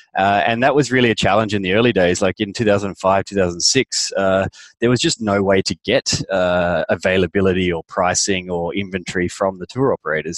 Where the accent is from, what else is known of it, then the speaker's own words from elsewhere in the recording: Australia; moved away as an adult; also born or lived in London; I'm an Aussie